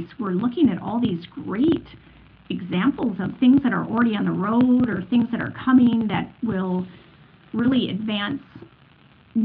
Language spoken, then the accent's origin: English; Detroit, Michigan, United States; moved away as an adult; now in Europe; I come from Detroit, so I lived most of my life there before the last 13 years over in Europe.